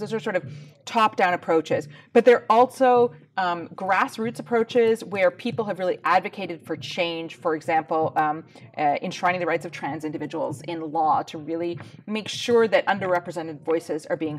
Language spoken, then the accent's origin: English; Canada; moved away as an adult; also born or lived in United Kingdom; now in Iceland; As you can probably tell from my accent, I grew up in Canada, in a different country. I've lived in Iceland for 20 years, with 5 years here in the UK before that.